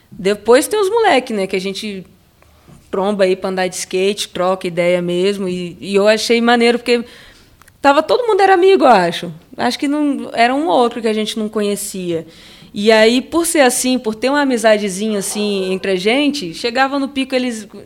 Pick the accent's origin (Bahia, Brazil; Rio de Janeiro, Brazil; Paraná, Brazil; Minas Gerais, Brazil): Bahia, Brazil; Salvador; born there; also born or lived in Santos / Itanhaém / Campinas / Macaé; now in São Paulo, Brazil; Nasci em Salvador, depois fui parar em Santos, depois Itanhaém, depois Campinas, aí depois sim Macaé. E aí eu fiquei em Macaé por um bom tempo.